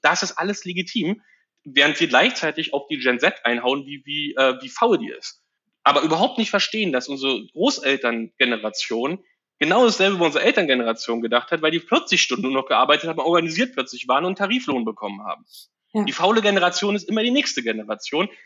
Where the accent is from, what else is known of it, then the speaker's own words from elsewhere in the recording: Frankfurt, Brandenburg, Germany; moved away as an adult; Ich bin geboren in Frankfurt oder 81 und bin einen Tag nach meinem Abitur 2001 weggezogen